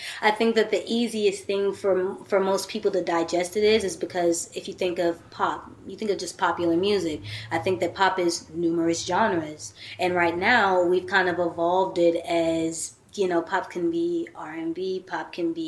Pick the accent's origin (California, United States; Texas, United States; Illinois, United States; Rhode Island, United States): Texas, United States; I'm from Texas